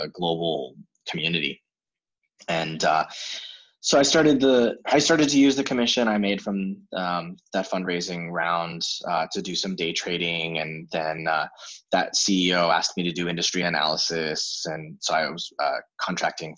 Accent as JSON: {"language": "English", "country": "United States", "also_born_or_lived": "China", "moved": "as an adult", "said": "I'm from the States and I have a degree in psychology."}